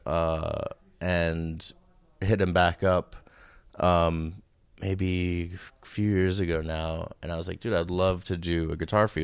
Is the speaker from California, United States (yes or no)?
no; New York City, New York, United States; I grew up on Roosevelt Island, and my dad moved there in the mid-seventies